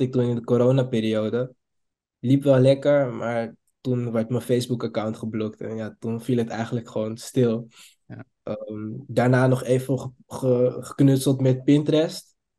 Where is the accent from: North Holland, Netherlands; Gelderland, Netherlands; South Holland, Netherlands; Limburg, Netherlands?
North Holland, Netherlands; Amsterdam; Ik kom uit Amsterdam